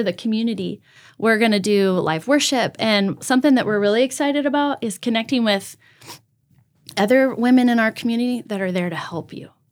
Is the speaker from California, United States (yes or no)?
yes; outside of Pasadena, California, United States; moved away as an adult; also born or lived in Washington State / Costa Mesa, California / Huntington Beach, California; now in Brandon, United States; I was born and raised in California